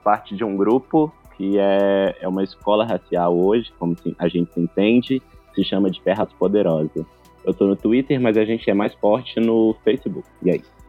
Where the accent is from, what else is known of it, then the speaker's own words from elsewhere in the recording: Belo Horizonte, Minas Gerais, Brazil; eu sou aqui de Belo Horizonte, Minas Gerais